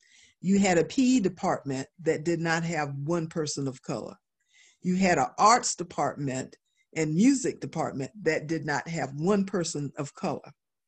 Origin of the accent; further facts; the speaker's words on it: the South, United States; after growing up in the South, after going through integration, after really, you know, fighting a lot of prejudice and all that kind of stuff growing up in the South